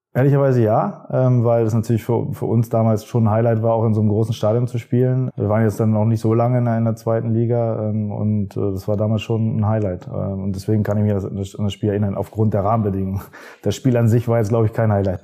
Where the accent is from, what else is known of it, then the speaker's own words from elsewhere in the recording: Hanover, Lower Saxony, Germany; Ich bin in Hannover geboren